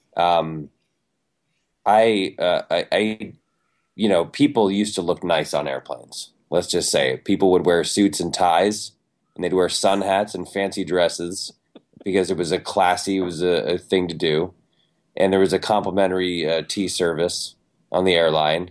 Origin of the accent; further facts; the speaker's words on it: Ann Arbor, Michigan, United States; I'm from Michigan. I was born in Ann Arbor